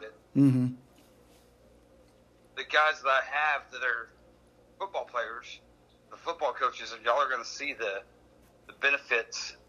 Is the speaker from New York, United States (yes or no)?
no; Enid, Oklahoma, United States; I started coaching in 2006 in my hometown in Enid